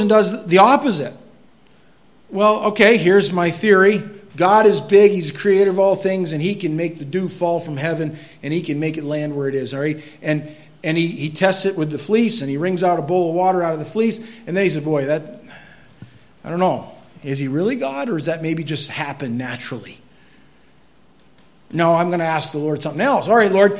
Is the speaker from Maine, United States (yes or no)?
yes; Maine, United States; I'm from Maine